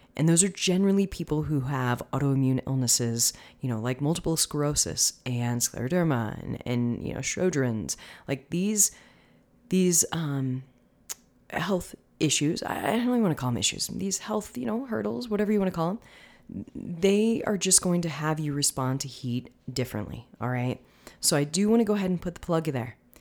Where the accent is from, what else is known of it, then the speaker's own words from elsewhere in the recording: Tampa, Florida, United States; now in Denver, United States; I'm originally from the Tampa area